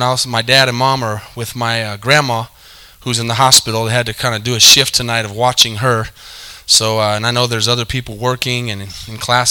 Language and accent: English; New Mexico, United States; now in Texas, United States; He's also from the same state I'm from. We're both New Mexicans